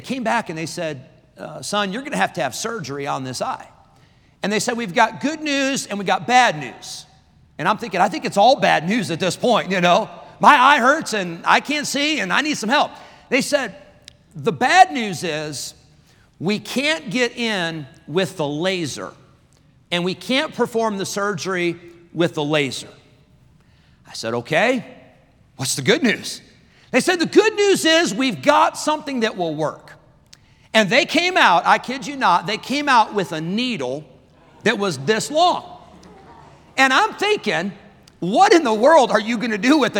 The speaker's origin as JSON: {"language": "English", "town": "Rockford", "region": "Illinois", "country": "United States", "tie": "born or raised there", "said": "I grew up in Rockford, Illinois at the Berean Baptist Church"}